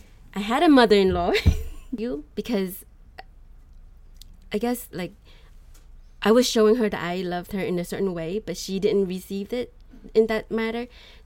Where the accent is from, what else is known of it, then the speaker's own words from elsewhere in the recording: United States; I grew up here in the United States